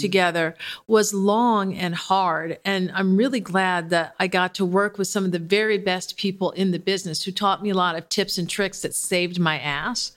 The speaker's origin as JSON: {"language": "English", "town": "Detroit", "region": "Michigan", "country": "United States", "tie": "born or raised there", "said": "I grew up in Detroit, so that's, like, being from the South once removed"}